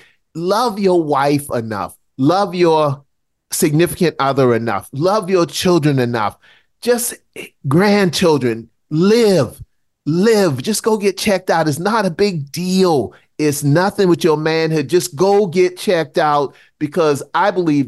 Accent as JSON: {"language": "English", "region": "South Carolina", "country": "United States", "said": "But the South Carolina Geechee from the dirt roads of South Carolina"}